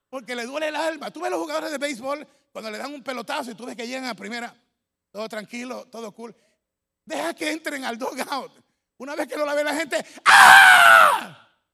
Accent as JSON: {"language": "Spanish", "country": "Ecuador", "said": "mi tierra, Ecuador"}